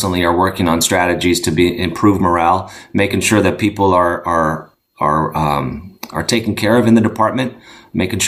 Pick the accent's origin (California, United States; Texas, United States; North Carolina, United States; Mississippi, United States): California, United States; Citrus Heights; moved away as an adult; now in Monterey County, United States; I grew up in Sacramento, Citrus Heights, outside of Sacramento. Lived there for most of my young life